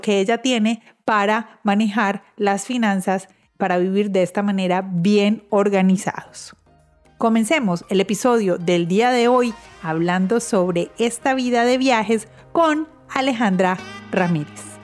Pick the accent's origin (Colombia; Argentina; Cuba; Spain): Colombia; moved away as an adult; now in United States; como colombianos